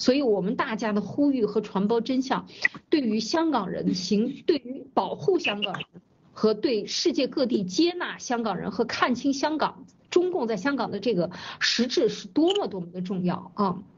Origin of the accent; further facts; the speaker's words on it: China; 有世界上有一块土地能够给我们中国人落脚，那这个地方我们就要感谢他，我们就可以生存下来